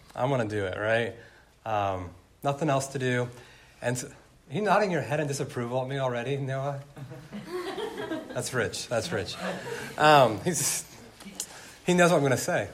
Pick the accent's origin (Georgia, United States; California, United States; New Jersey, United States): California, United States; growing up in California